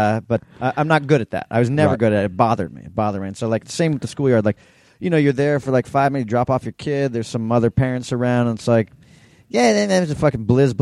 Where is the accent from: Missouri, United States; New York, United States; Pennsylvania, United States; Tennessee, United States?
New York, United States; New York City; I grew up in New York City.